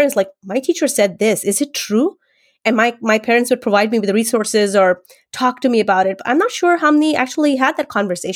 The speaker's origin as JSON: {"language": "English", "country": "India", "tie": "born or raised there", "said": "my school days growing up in India as a minority"}